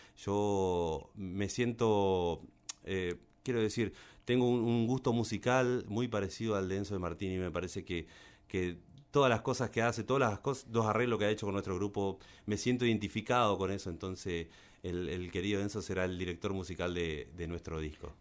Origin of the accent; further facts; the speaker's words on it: Colonia Avellaneda, Entre Ríos, Argentina; soy de Colonia villanera una ciudad pegada a Paraná